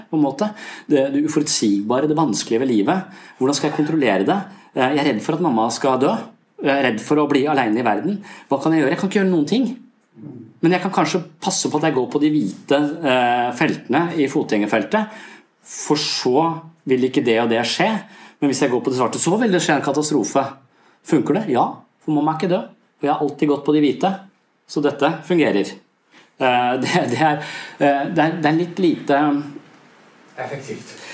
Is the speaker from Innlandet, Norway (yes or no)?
no; Tønsberg, Vestfold, Norway; Jeg er fra Tønsberg, så jeg skal besøke foreldrene mine.